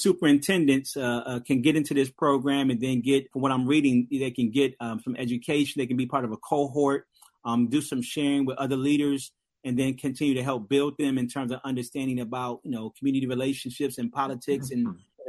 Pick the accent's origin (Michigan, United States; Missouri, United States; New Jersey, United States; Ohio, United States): Michigan, United States; Detroit; I come from Detroit, Michigan